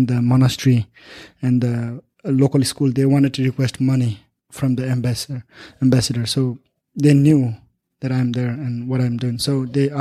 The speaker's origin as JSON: {"language": "English", "country": "Nepal", "tie": "born or raised there", "moved": "as an adult", "lives_now": "United States", "said": "my people, my hometown, my country"}